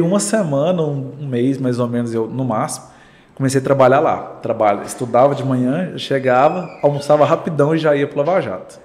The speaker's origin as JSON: {"language": "Portuguese", "town": "Goiânia", "region": "Goiás", "country": "Brazil", "tie": "born or raised there", "said": "Nasci em Goiânia."}